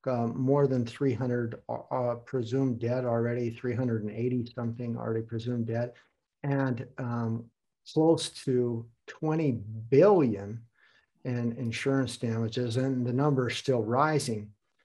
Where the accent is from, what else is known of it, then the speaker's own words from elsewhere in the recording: United States; now in Hamburg, Germany; So I also have ties to Germany. I have a fond heart for Germany, but I am American.